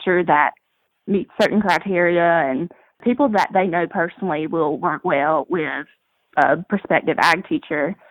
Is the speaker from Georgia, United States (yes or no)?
yes; Douglas, Georgia, United States; I grew up in Douglas, Georgia, which is about 2 hours west of the Georgia coast